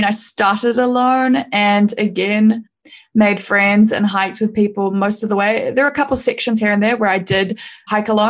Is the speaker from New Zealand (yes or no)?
yes; New Zealand; I was from New Zealand